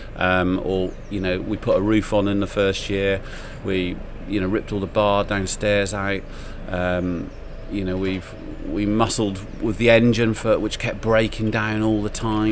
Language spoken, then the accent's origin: English; Clun, West Midlands, United Kingdom; also born or lived in London; Shropshire born and bred. Mm-hmm. Um, I grew up around Clun Bishop's Castle area.